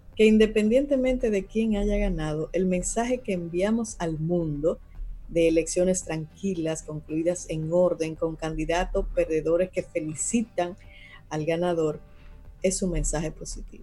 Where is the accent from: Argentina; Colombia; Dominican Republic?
Dominican Republic; como pueblo dominicano